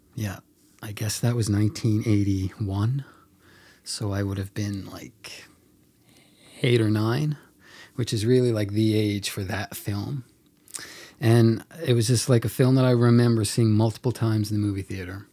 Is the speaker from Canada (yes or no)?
yes; Mount Pearl, Newfoundland and Labrador, Canada; I tell people I'm from Mount Pearl.